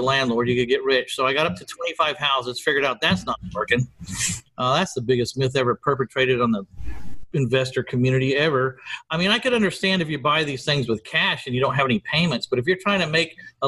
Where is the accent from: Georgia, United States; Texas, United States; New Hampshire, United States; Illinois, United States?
Texas, United States; San Antonio; my hometown of San Antonio, Texas